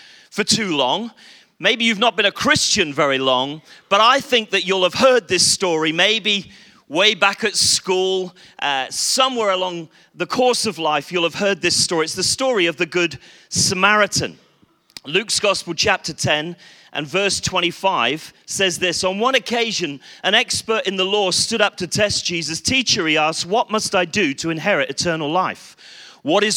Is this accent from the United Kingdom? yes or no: yes; Bristol, South West England, United Kingdom; I come from Bristol